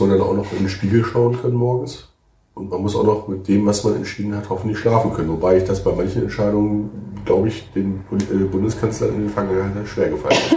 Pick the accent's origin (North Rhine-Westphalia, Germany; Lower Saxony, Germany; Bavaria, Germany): Lower Saxony, Germany; Hildesheim; moved away; Ich bin in Hülsbühr aufgewachsen, bin da zur Grundschule gegangen.